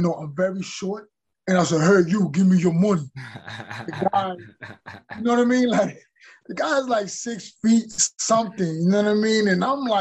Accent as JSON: {"language": "English", "region": "New York", "country": "United States", "tie": "born or raised there", "said": "growing up in New York and seeing violence in the neighborhood"}